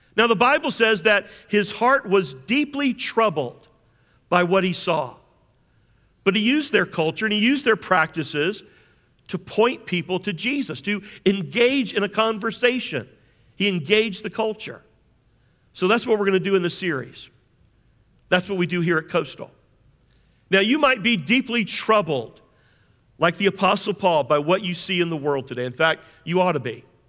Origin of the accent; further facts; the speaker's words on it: James Island, South Carolina, United States; I grew up on James Island